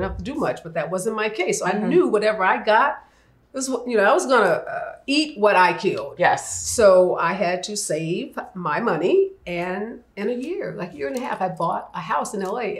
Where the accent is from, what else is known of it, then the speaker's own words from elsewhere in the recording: St. Louis, Missouri, United States; I grew up in St. Louis, mm-hmm. in uh, what uh, is considered the north side of St. Louis.